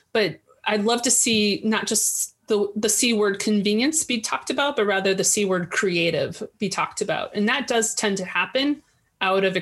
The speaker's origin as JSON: {"language": "English", "town": "St. Louis", "region": "Missouri", "country": "United States", "tie": "born or raised there", "said": "as a kid growing up in St. Louis, Missouri"}